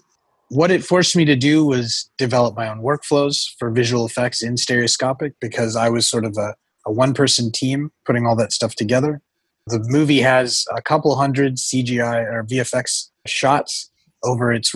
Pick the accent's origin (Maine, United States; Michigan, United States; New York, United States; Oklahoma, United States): Oklahoma, United States; growing up in Oklahoma, I did not have too much to do other than sit around, watch movies, and read books